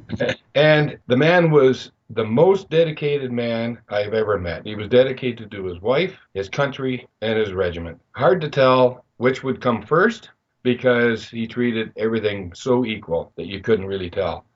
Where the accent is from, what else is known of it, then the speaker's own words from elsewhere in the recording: Belleville, Ontario, Canada; moved away as an adult; I was moving away from my hometown of Belleville